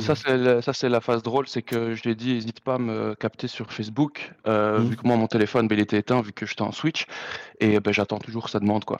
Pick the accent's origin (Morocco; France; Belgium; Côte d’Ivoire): Belgium; Brussels, Brussels-Capital Region; je viens de Bruxelles